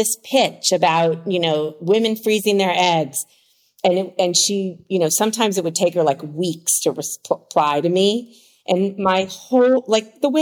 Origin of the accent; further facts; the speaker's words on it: Washington, District of Columbia, United States; moved away as an adult; now in California, United States; I moved across the country from Washington, D.C., where I grew up, to California